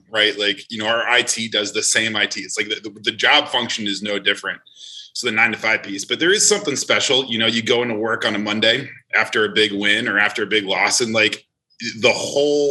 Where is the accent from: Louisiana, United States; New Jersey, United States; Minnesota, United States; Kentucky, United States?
New Jersey, United States; now in New Orleans, United States; We grew up in Jersey